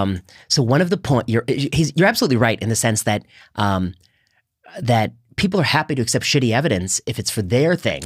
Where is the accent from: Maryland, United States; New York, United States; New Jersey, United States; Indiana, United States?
Indiana, United States; when I was growing up in Indiana, in high school, we would go to Denny's.